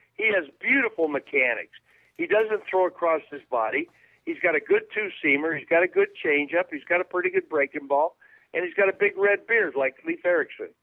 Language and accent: English; Bay Area, California, United States; We're both from the Bay Area.